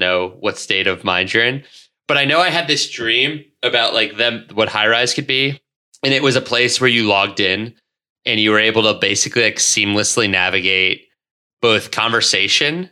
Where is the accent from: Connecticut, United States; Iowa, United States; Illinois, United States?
Connecticut, United States; I grew up in Connecticut